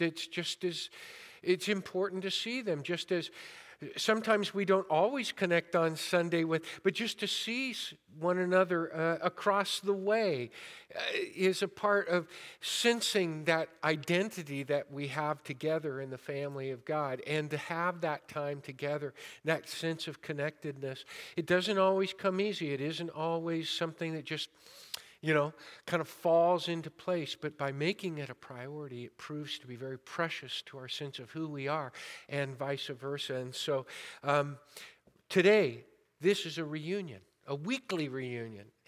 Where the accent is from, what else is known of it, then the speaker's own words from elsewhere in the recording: Modesto, California, United States; I was born and raised in Modesto